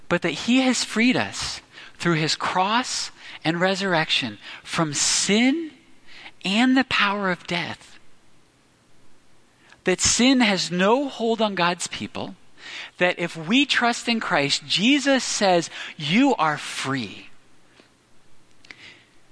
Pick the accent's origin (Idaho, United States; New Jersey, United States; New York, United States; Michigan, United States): New Jersey, United States; growing up in South Jersey